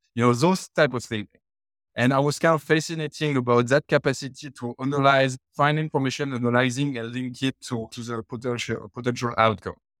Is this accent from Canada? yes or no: no; France; born and raised in France. In in case of some of you didn't pick it up from the accent